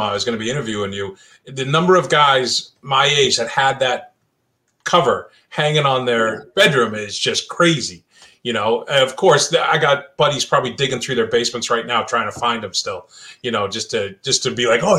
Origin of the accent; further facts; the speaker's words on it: Massachusetts, United States; growing up in Mass